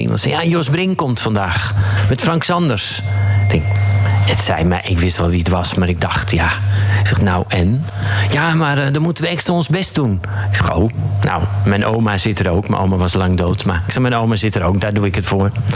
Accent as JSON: {"language": "Dutch", "area": "Zaanstreek", "region": "North Holland", "country": "Netherlands", "tie": "born or raised there", "said": "Ik ben een uh, jongen uit de Zaanstreek. Daar ben ik geboren."}